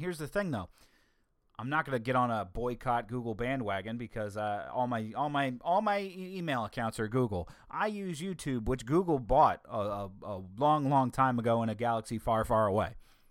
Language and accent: English; the South, United States; accent: Southern; See, that brings out my southern accent that's buried deep within myself, and I don't like bringing it out that often.